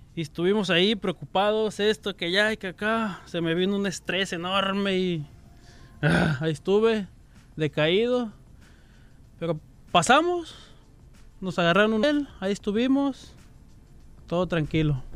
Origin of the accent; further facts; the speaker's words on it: Puerto Vallarta, Jalisco, Mexico; moved away; De Jalisco, de Puerto Vallarta.